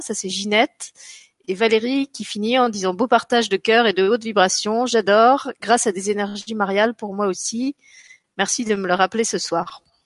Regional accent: the East, eastern France, France; accent: eastern (de l'Est); avec mon ascend de l'Est

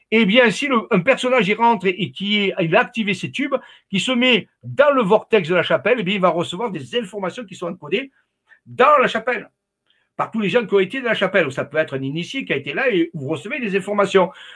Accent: Arles, Provence-Alpes-Côte d'Azur, France; je suis d'Arles, moi, ma famille est d'Arles à l'origine

